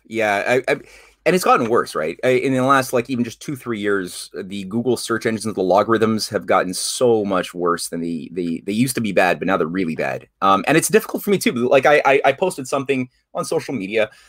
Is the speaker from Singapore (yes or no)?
no; Syria; I am from Syria. I have family there.